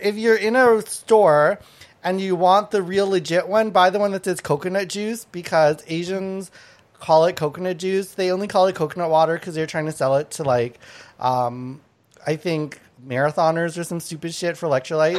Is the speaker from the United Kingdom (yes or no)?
no; Thailand; now in Canada; I was born in Thailand, um, and my my family's from from Laos and Thai